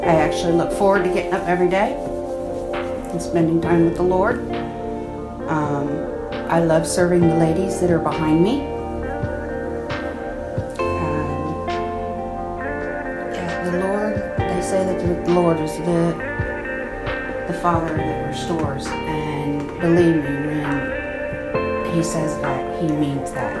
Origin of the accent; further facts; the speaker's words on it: Newark, United States; I am from Newark